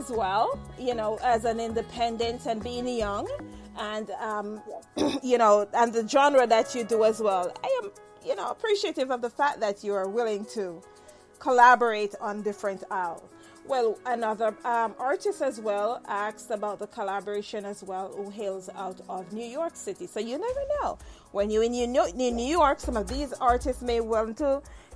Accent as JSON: {"language": "English", "region": "Saint Mary", "country": "Jamaica", "tie": "born or raised there", "also_born_or_lived": "Spanish Town", "said": "I was born in St. Mary"}